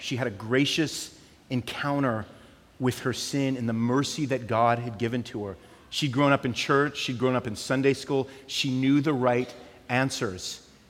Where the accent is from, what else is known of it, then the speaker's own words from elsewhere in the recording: California, United States; So we came from California.